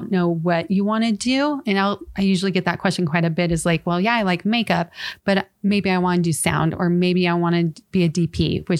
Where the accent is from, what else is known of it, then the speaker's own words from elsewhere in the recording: California, United States; Really? Yeah. So it's a California, Southern California. Let me clarify. Southern California.